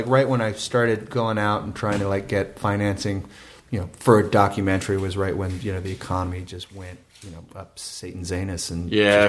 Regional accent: Sacramento, California, United States; Tower Records started in my hometown of Sacramento. And so I pretty much, like, growing up in Sacramento

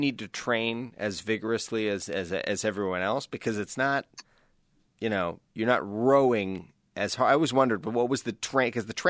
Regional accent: East Coast Canada, Atlantic Canada, Canada; I'm from East Coast Canada. There's not a lot of crew there.

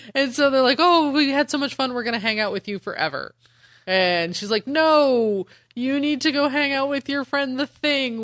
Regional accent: Denver, Colorado, United States; I'm from Denver.

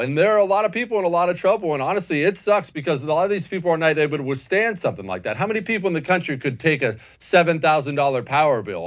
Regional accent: Montana, United States; now in Texas, United States; I grew up in Montana, they bury all the pipes five feet underground because it freezes all the time.

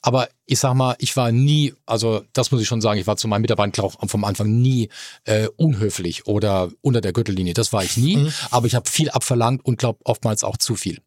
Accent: Mannheim, Baden-Württemberg, Germany; now in Hamburg, Germany; Ich komme aus Mannheim, bin Kurpfälzer, äh, bin in der Neckarstadt aufgewachsen

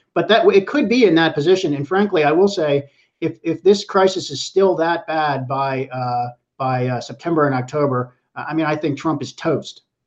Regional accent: Pittsburgh, Pennsylvania, United States; now in New York, United States; I'm from Pittsburgh, which is flyover country. I, I grew up there and I still have family there

